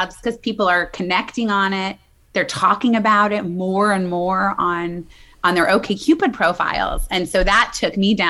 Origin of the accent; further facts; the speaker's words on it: Midwest, United States; now in New York City, United States; I'm from the Midwest, but I've been in New York City a long time.